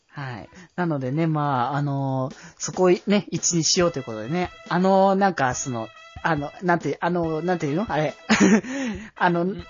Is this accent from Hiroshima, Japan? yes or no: no; Aichi, Japan; 僕は名古屋民ではないので、東京、あ、愛知と言っても